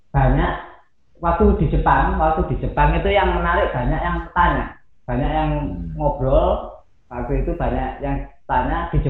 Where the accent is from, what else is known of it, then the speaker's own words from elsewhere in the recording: Malang, East Java, Indonesia; Saya lahir di Malang, otomatis eh, kecintaan saya sama desa saya, Glagadowo itu hmm. itu nggak bisa lepas.